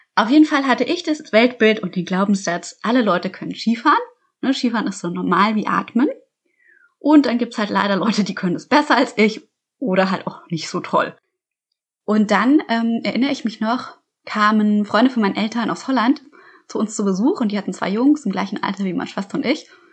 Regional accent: Munich, Bavaria, Germany; ich bin in München aufgewachsen

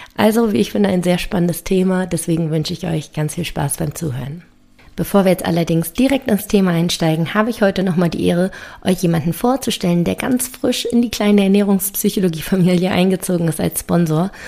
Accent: Berlin, Germany; komme ich aus Berlin

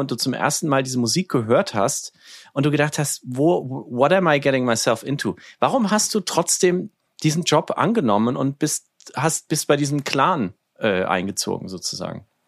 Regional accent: Nuremberg, Bavaria, Germany; now in New York, United States; meine Heimatstadt Nürnberg

